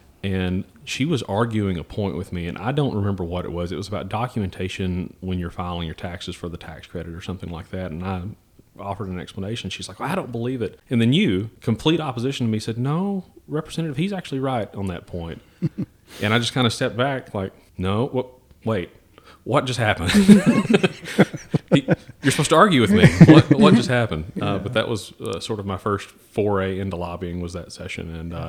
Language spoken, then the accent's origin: English; Tennessee, United States; also born or lived in Texas; My father joined the Army when I was four. And so we moved from Lexington, Tennessee down to Fort Hood in Texas and stayed there for a couple of years. And then we moved back to Knoxville, Tennessee.